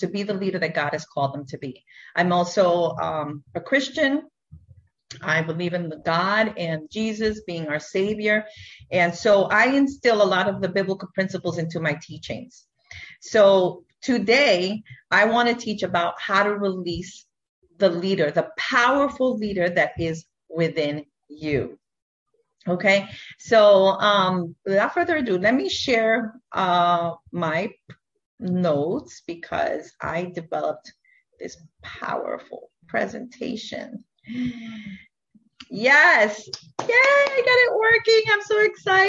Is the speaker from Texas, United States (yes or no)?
no; New York City, New York, United States; now in Fort Lauderdale, United States; I am originally from New York City, and I was born and raised there. But now I live in Fort Lauderdale, Florida